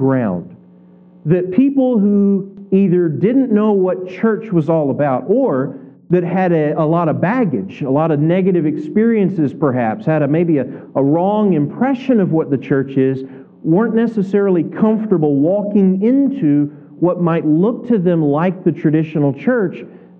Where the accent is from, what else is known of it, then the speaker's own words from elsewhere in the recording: Kentucky, United States; moved away as an adult; also born or lived in California / Northwest Arkansas; now in Rogers, United States; I grew up in Kentucky, spent 28 years there.